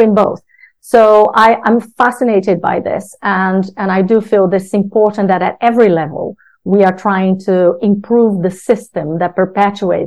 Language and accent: English; Brazil; now in United Kingdom; my background, as you said, growing up in Brazil